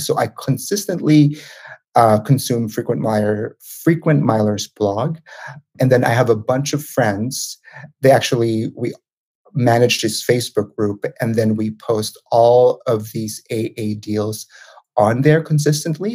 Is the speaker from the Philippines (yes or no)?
yes; Manila, Metro Manila, Philippines; moved away as an adult; now in United States; I'm originally from the Philippines. So I was born and raised in Manila